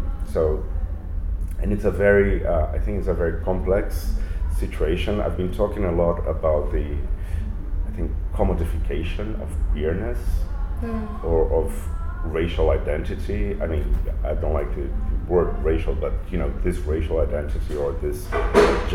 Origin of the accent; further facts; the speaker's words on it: Santos, São Paulo, Brazil; now in São Paulo, Brazil; I live in São Paulo, but I was born in Santos, which is like 1 hour away from São Paulo.